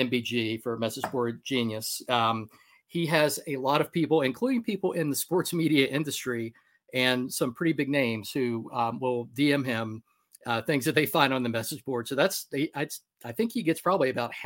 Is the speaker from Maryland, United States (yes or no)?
yes; Maryland, United States; moved away; also born or lived in Charlottesville, Virginia; I grew up in Maryland